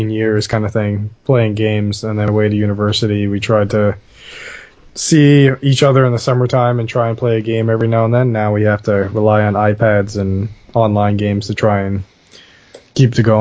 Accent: Bahamas; Oh, I, I grew up in the Caribbean, so we had a lot of hurricanes to deal with. Talking to a real Bahamian.

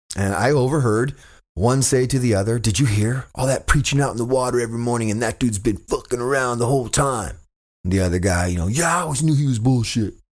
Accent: Fresno, California, United States; moved away; my hometown of Fresno

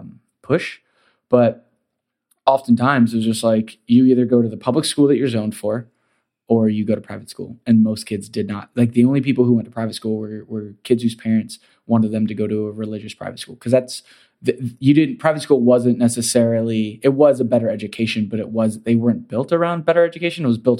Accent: Central Florida, United States; moved away; growing up in Central Florida, you go to the school that you're zoned for.

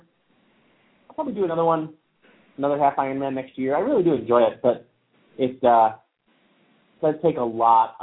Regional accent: New York, United States; I was from New York

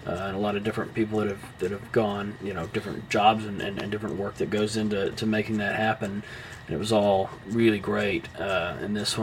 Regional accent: Southern United States, United States; accent: Southern; my Southern accent

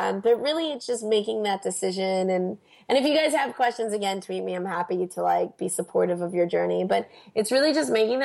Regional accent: United States; As an American

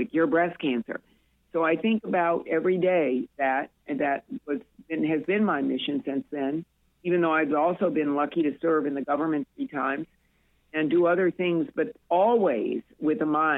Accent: Peoria, Illinois, United States; now in Florida, United States; we had a great life in Peoria growing up.

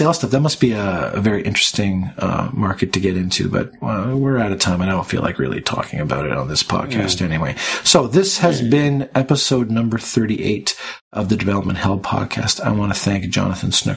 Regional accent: Canada; I'm Canadian

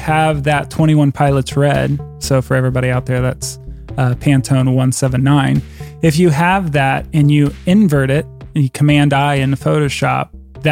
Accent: New Lebanon, Ohio, United States; now in Westerville, United States; I am from New Lebanon. We're both from the Dayton area. And then we migrated to Westerville, which is a suburb of Columbus, Ohio

